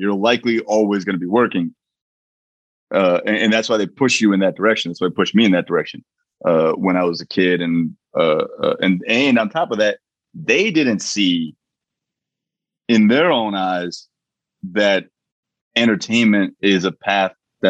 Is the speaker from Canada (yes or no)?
no; Parsippany, New Jersey, United States; I grew up in fucking Jersey. I grew up in Parsippany, New Jersey, like surrounded by Indian people. And so like to me, Indianness was not a novelty. Everything I did was Indian.